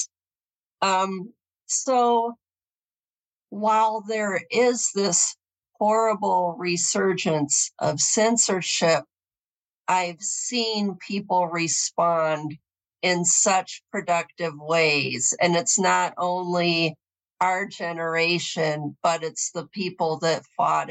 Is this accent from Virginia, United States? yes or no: no; Southwest Michigan, United States; I grew up in Southwest Michigan. It's the Bible Belt of the Midwest, in a mid-sized suburb